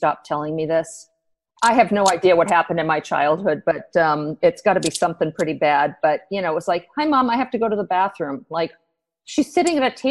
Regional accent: United States; I am an American

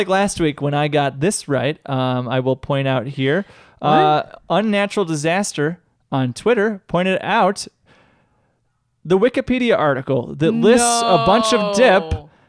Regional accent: Utah, United States; now in New York, United States; They are from New York, but I grew up in Utah. That's Utah.

